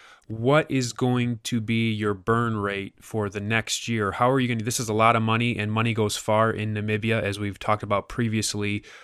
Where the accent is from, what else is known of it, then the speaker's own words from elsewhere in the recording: United States; because I'm from the United States